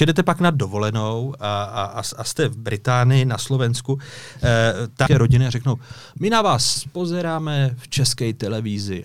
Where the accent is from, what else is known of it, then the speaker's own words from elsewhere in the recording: Orlické Mountains, Hradec Králové Region, Czechia; jsem dubová palice z Orlických hor